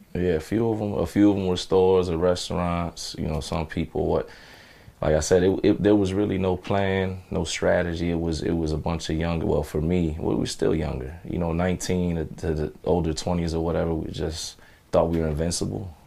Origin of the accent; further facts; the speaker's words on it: Chicago, Illinois, United States; I was just an angry, you know, teenager growing up in Chicago